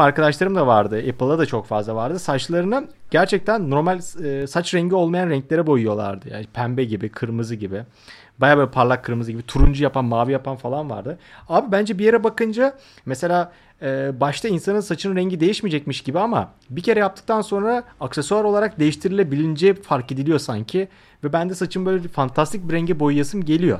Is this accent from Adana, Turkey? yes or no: no; Akhisar, Manisa, Turkey; bizim Akisar'da şey modaydı